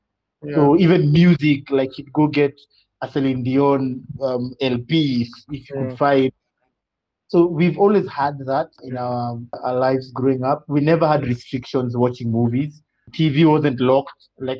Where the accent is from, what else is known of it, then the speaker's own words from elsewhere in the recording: Russia; born there; My dad, because I was born in Russia, and when my dad was posted there, he really instilled in us movie night